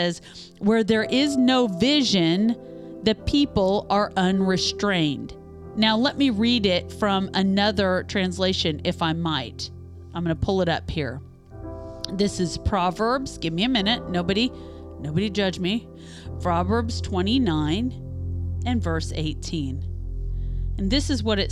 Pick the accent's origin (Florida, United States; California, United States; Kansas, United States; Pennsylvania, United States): Kansas, United States; Topeka; moved away as an adult; now in Louisville, United States; I'm from, my hometown is just an hour outside of Kansas City in Topeka, Kansas